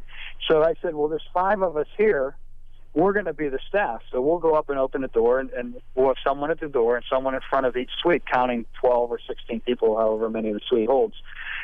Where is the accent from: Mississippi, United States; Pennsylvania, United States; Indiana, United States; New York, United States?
Pennsylvania, United States; Pittsburgh; I grew up in Pittsburgh